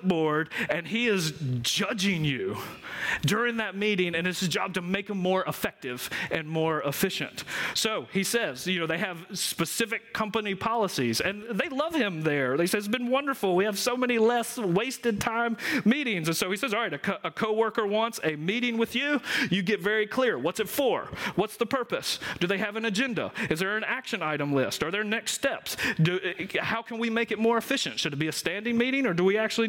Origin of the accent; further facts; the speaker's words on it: Georgia, United States; I'm from Georgia